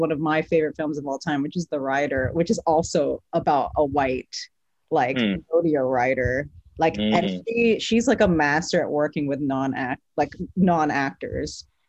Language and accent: English; Philippines; Some people don't see me as Filipino.